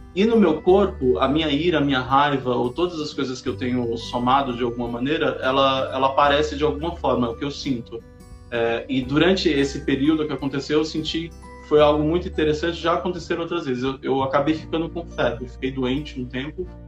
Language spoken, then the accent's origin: Portuguese; São Paulo, Brazil; eu sou de São Paulo